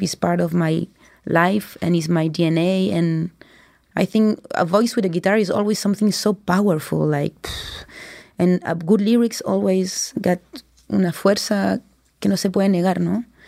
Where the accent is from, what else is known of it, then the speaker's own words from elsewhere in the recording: France; I was born in France